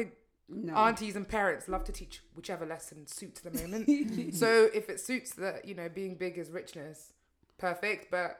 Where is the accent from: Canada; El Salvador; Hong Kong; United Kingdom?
United Kingdom; We are very British.